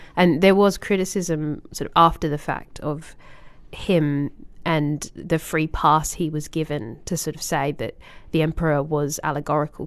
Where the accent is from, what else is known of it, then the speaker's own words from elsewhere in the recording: Australia; as an Australian